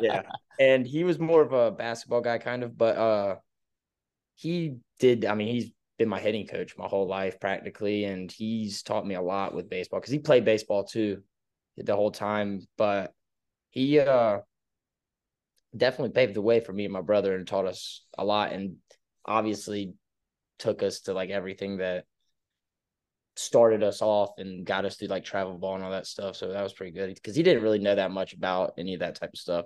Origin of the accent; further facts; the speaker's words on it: Oak Island, North Carolina, United States; also born or lived in Winston-Salem, North Carolina; I'm from Oak Island, North Carolina. It's, like, smack dab in the middle on the coast of Wilmington and Myrtle Beach, small little town. Uh, grew up here from second, third grade all the way to, uh, right before my junior year, I moved up to Winston-Salem